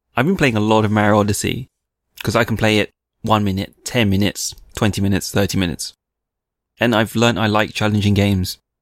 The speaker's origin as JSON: {"language": "English", "country": "United Kingdom", "said": "I'm a Brit, which I am."}